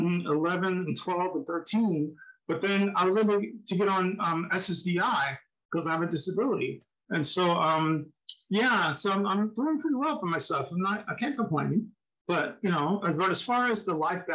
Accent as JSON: {"language": "English", "region": "New Jersey", "country": "United States", "tie": "born or raised there", "also_born_or_lived": "Philadelphia, Pennsylvania / Texas / Seattle, Washington", "moved": "as an adult", "said": "I was born in Philadelphia, lived in New Jersey, Pennsylvania"}